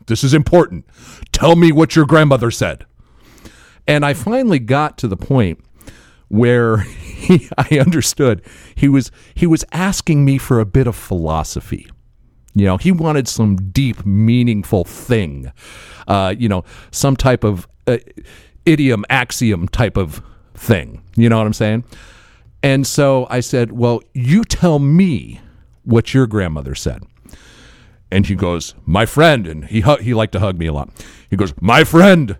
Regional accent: Florida, United States; we're from Florida

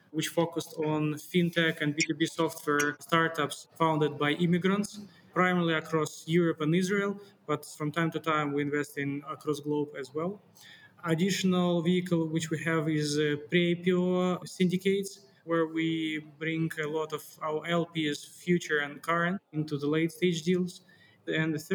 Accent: Russia; also born or lived in Siberia; I was born and bred in Russia. I was born in Siberia, then grew in Russia

